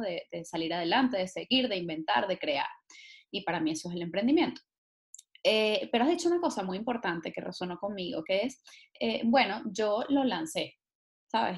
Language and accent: Spanish; Venezuela